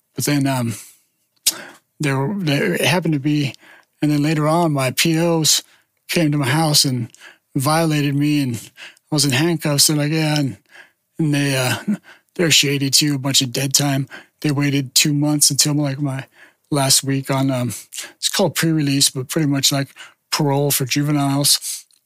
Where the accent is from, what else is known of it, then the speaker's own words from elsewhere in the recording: Gilroy, California, United States; moved away as an adult; also born or lived in San Jose / Portland; growing up in Gilroy